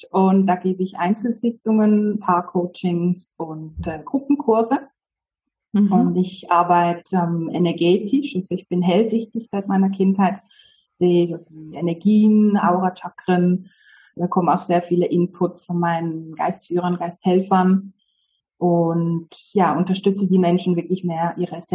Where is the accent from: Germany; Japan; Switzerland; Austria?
Switzerland; first language Polish; German is a second language; also born or lived in Poland; Ich bin in der Schweiz aufgewachsen, aber meine Eltern sind beide aus Polen